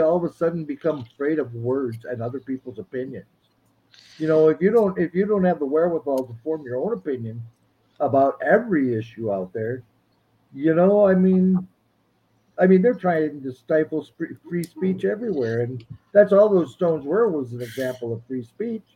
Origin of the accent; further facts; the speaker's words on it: Minnesota, United States; I'm from Minnesota